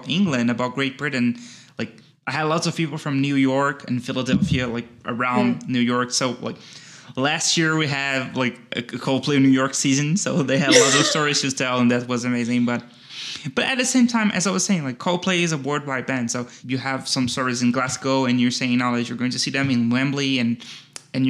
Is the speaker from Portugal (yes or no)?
no; Brazil; I'm from Brazil and Brazil is a very large country